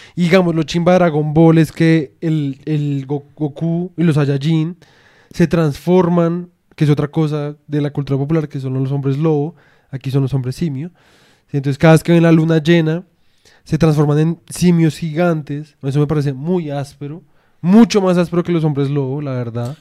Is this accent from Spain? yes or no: no; Colombia; nunca vamos a poder ser completamente, digamos en nuestro caso, como puramente colombianos